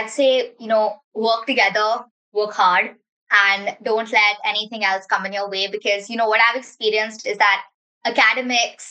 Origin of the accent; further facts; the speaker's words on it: Mumbai, Maharashtra, India; I'm from Mumbai, India, and I'm a part of Team Metrics